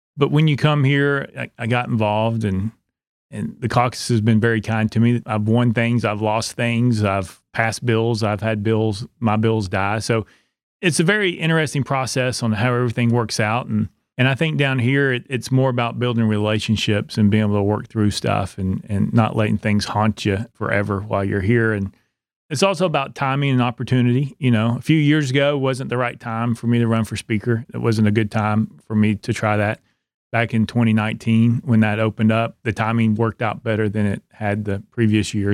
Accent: Knoxville, Tennessee, United States; also born or lived in Oak Ridge, Tennessee; now in Cumberland County, United States; I grew up in Knoxville, went to high school there, finished high school in Oak Ridge

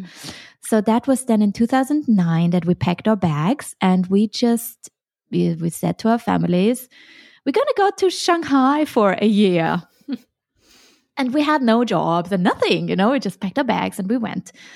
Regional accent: Vienna, Austria; moved away as an adult; also born or lived in Hong Kong / Sweden / China; I'm originally from Vienna and I studied Chinese at university.

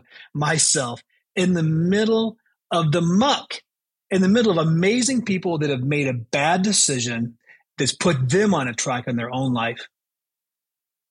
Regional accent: Chicago, Illinois, United States; also born or lived in Baton Rouge, Louisiana; We moved from Baton Rouge, Louisiana, when I was 9 years old, to Chicago

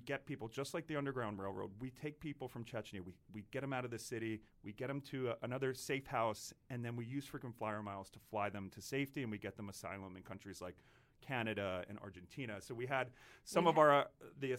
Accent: Doylestown, Pennsylvania, United States; moved away as an adult; also born or lived in Long Island, New York / Pittsburgh; now in New York, United States; I grew up in Long Island, big Irish Catholic family

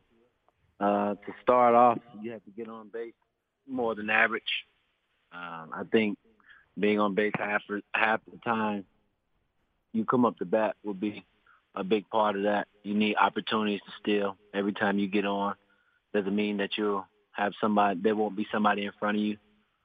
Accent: Florida, United States; I'm a Floridian. I was born in Florida. I was raised in Florida.

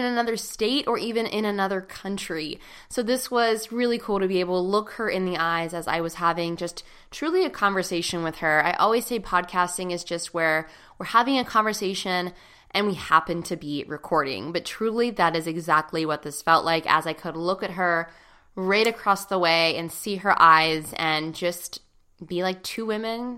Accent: Pittsburgh, Pennsylvania, United States; right here in Pittsburgh, my hometown

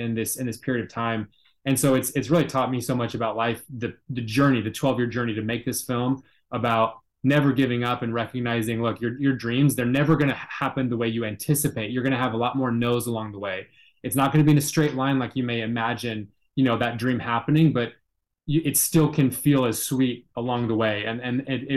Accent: Seattle, Washington, United States; I'm from the Pacific Northwest up in Seattle, Washington

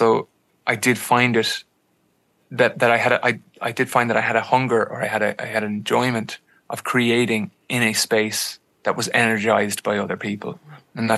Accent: Ireland

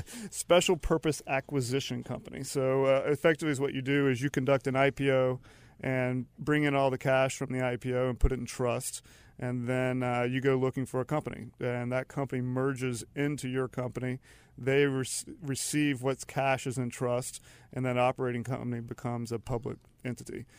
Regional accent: Charlotte, North Carolina, United States; also born or lived in Matthews, North Carolina / Raleigh / Denmark / Philadelphia; I'm from Charlotte, so I grew up actually, ended up in Matthews, but my parents are from Charlotte, I'm from Charlotte

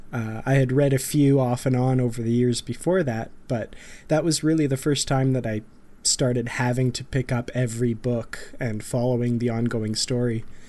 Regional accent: Grand Prairie, Alberta, Canada; back here in my hometown of Grand Prairie, Alberta, far up north

